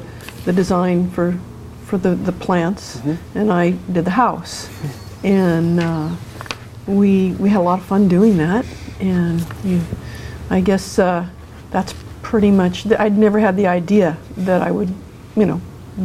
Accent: California, United States; moved away as an adult; now in Oregon, United States; I grew up in California, but came here in 74 after college

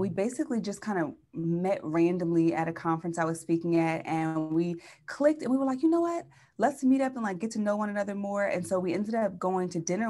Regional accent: Chester, Pennsylvania, United States; moved away as an adult; also born or lived in San Diego, California; now in San Francisco, United States; I'm from Philly

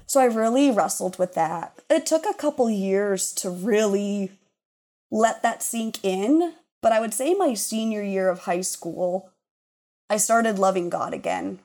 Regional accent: Laurel, Montana, United States; moved away as an adult; also born or lived in Chicago; I grew up in Laurel, Laurel Locomotive

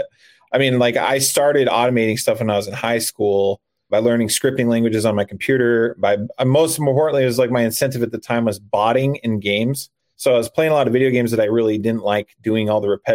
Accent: Arizona, United States; moved away as an adult; I'm originally from Arizona, but I am a full-time RVer.

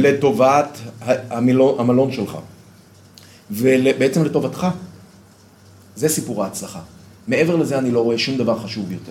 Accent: Bnei Brak, Tel Aviv District, Israel; moved away as an adult; now in Modi'in, Israel; אני גדלתי בציבור הדתי, אה, לאומי, בבני ברק של פעם

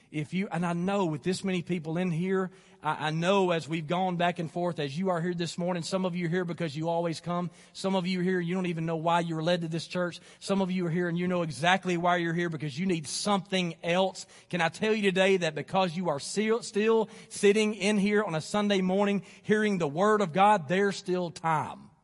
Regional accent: Athens, Alabama, United States; I was living here in Athens. This is, this is my hometown.

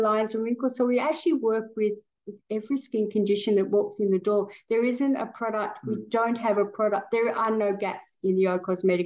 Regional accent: Australia; we're Australian

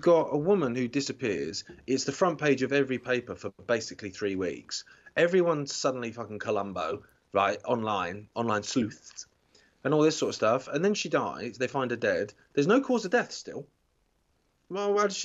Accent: England, United Kingdom; now in North Derbyshire, United Kingdom; I'm from down south

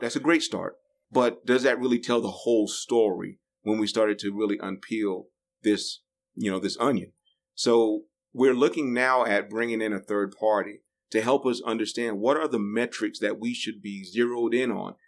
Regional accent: New Bern, North Carolina, United States; also born or lived in Raleigh; I'm from New Bern, l- little small rural community

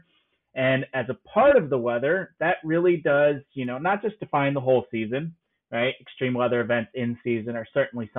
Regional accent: Northern Illinois, United States; I'm from Northern Illinois

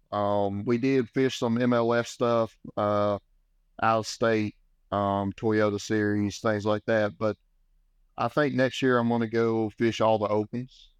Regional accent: Sam Rayburn Reservoir, Texas, United States; I grew up on Lake Sound Raven, uh, you know, huge fishing destination

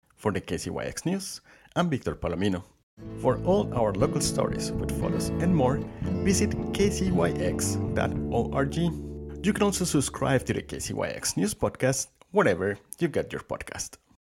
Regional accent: Colombia; also born or lived in Boston, Massachusetts; now in Mendocino County, United States; I'm originally from Colombia

